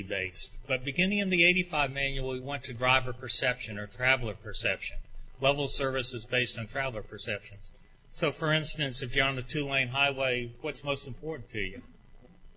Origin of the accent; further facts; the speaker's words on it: Orlando, Florida, United States; this indeed is my hometown